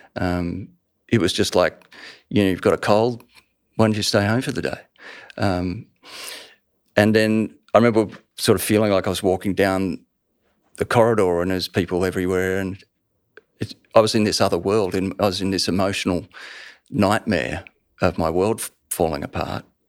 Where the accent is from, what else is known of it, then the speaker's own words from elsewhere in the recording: Melbourne, Victoria, Australia; I lived the first ten years of my life in that street in Surrey Hills in Melbourne